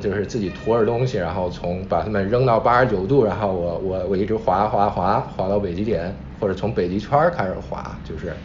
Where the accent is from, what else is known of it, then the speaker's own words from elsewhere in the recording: Zhengzhou, Henan, China; moved away; 我老家，假如说郑州东里马拉松